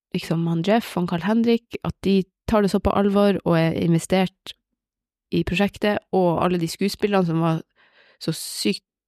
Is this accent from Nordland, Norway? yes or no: yes; Bodø, Nordland, Norway; also born or lived in Oslo / Hammerfest; jeg er fra Bodø.